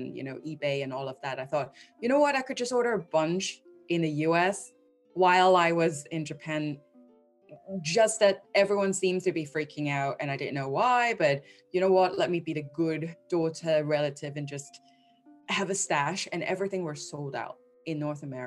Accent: Hong Kong; moved away as an adult; also born or lived in London; now in New York, United States; I was born and raised in Hong Kong for the first 2.5 decades. I lived there. Then moved to London to build my career

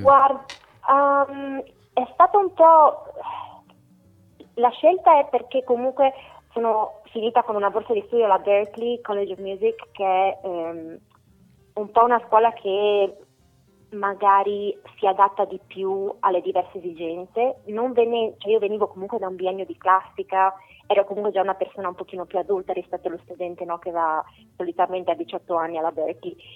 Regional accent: Italy; moved away as an adult; now in United States; Sono partita dalla, dall'Italia dove ho studiato comunque, ho fatto il mio biennio in conservatorio, sono andata in orchestra per anni

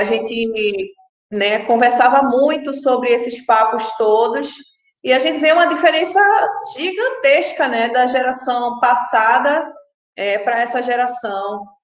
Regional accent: Pernambuco, Brazil; moved away as an adult; now in Rio de Janeiro, Brazil; eu sou pernambucana, moro no Rio há 10 anos.

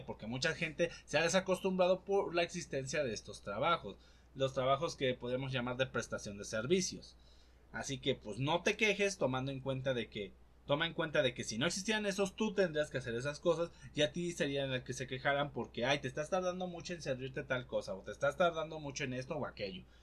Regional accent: Poza Rica, Veracruz, Mexico; now in Puebla, Mexico; mi ciudad natal Poza Rica

